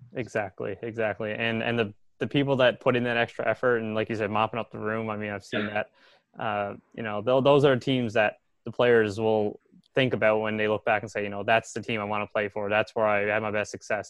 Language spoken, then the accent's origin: English; Newfoundland and Labrador, Canada; I'm from Newfoundland